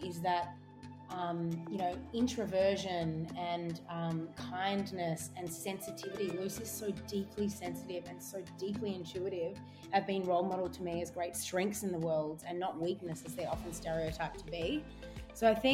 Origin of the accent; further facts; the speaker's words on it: Melbourne, Victoria, Australia; My upbringing, I grew up in Bayside, down in Sandringham. So it was kind of beachside in Melbourne.